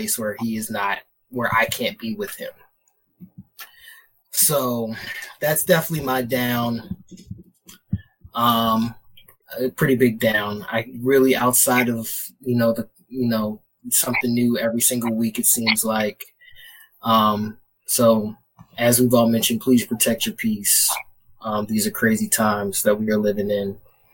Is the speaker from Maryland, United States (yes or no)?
yes; Baltimore, Maryland, United States; I'm from Baltimore